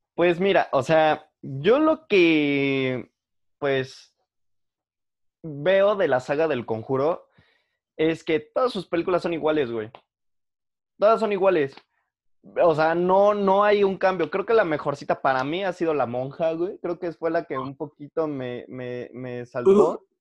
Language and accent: Spanish; Mexico; como el mexicano siempre ha estado rodeado de muerte, del lado bueno y del lado malo, o sea, del lado bueno en el sentido del Día de Muertos y de celebraciones y que los espíritus y cositas así, y del lado malo, que es como narcotráfico, asaltos, o sea, que es tan normal para nosotros